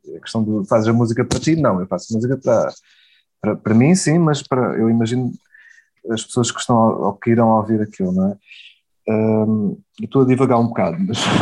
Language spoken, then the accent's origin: Portuguese; Portugal; falo português, sou português